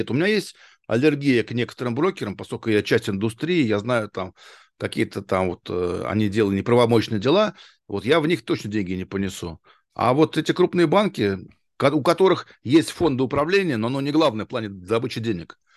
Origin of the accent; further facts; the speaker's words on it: Arkhangelsk, Arkhangelsk Oblast, Russia; Да, да, Архангельск, Архангельск.